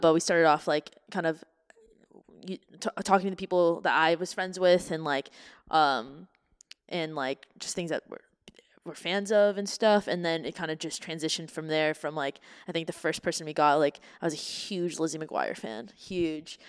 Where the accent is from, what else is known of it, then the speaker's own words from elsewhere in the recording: Canada; now in United States; my hometown of Canada